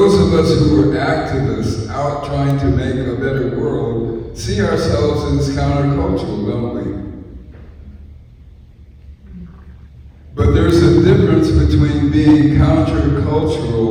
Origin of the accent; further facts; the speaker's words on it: San Francisco, California, United States; I'm from San Francisco, California